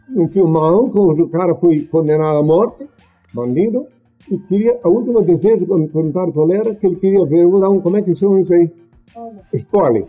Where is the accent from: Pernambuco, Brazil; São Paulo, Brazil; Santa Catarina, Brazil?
Santa Catarina, Brazil; Blumenau; moved away; na minha juventude Naquele tempo, lá em Blumenau, lá no litoral catarinense